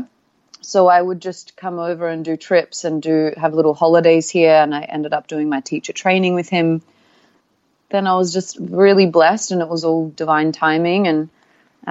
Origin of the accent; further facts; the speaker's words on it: Australia; moved away as an adult; also born or lived in Sydney; now in Bali, Indonesia; I am an Aussie